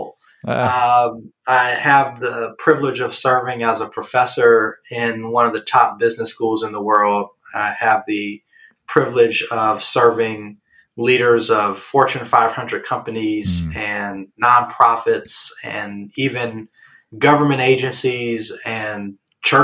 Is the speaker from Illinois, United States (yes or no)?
yes; Chicago, Illinois, United States; I'm from the South Side of Chicago